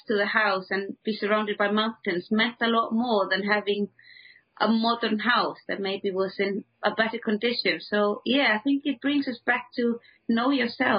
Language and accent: English; Iceland; moved away; also born or lived in England; when I moved back to the Icelandic countryside